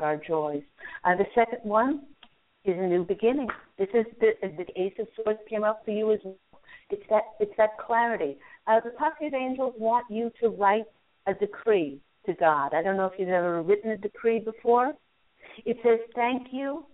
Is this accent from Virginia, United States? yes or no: yes; Charlottesville, Virginia, United States; moved away; I went to Albemarle High School